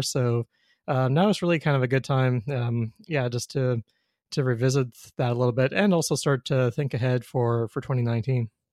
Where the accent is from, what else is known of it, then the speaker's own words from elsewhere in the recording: Winnipeg, Manitoba, Canada; also born or lived in Ontario; now in Saskatoon, Canada; I'm from Winnipeg originally, but lived in Ontario for twelve years